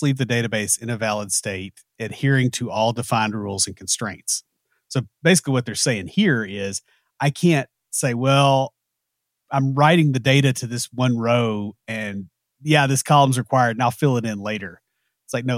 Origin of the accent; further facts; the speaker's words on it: the South, United States; We're from the South, so we've got enough odd pronunciations